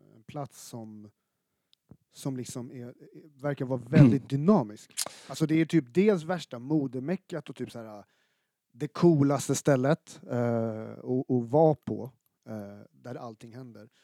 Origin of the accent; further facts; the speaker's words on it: Stockholm, Stockholm County, Sweden; som stockholmare född i mitten av 80-talet